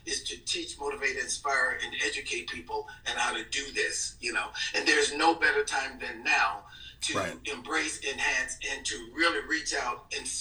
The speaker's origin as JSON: {"language": "English", "region": "Mississippi", "country": "United States", "tie": "born or raised there", "said": "I was born and raised in Mississippi"}